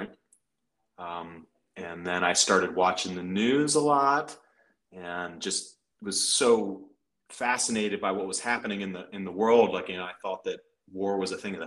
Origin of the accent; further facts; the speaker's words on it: Frederick, Maryland, United States; I grew up in Frederick, Maryland.